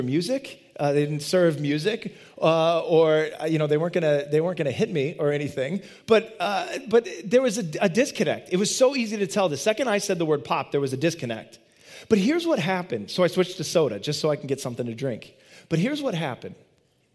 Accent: Midwest, United States; moved away as an adult; now in Boston, United States; I grew up in the Midwest. I didn't grow up here, and I moved out here in 2002 to the Boston area

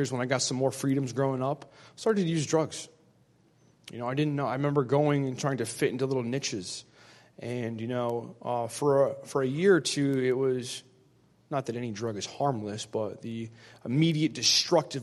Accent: Connecticut, United States; I'm 31 years old. I'm from Connecticut

